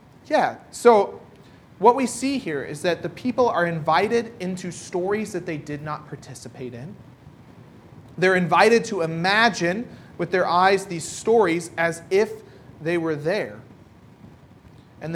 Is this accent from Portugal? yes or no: no; United States; now in Ireland; for me, as American